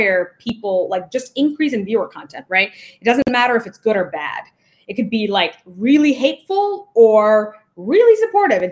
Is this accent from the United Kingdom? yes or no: no; India; moved away; I was born in the global South. So I was born in India